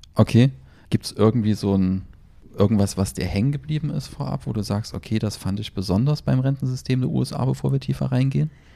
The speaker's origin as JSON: {"language": "German", "country": "Germany", "said": "bei uns in Deutschland"}